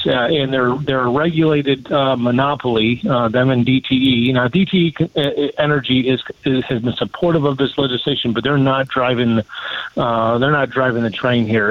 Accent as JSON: {"language": "English", "town": "Chelsea", "region": "Michigan", "country": "United States", "tie": "born or raised there", "said": "my hometown of Chelsea"}